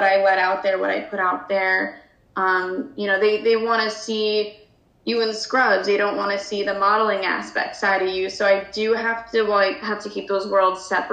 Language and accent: English; New Jersey, United States; I grew up in Baton Rouge, New Jersey